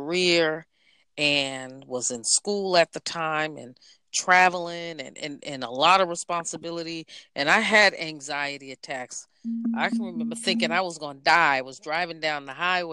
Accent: Boston, Massachusetts, United States; I am from Boston, Massachusetts

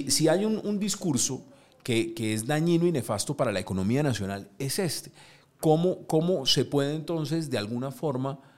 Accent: Colombia; siempre somos nosotros los colombianos los que defendemos lo nuestro.

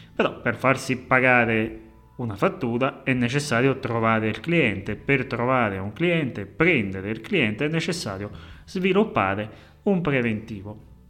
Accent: Naples, Campania, Italy; accent: Neapolitan; come potete avvertire, la mia cadenza napoletana

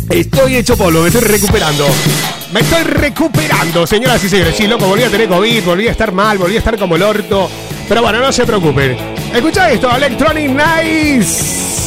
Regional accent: Colombia; now in Madrid, Spain; de Colombia. ¿Qué hace? Ah, no, soy … colombiana. Vivo en Madrid.

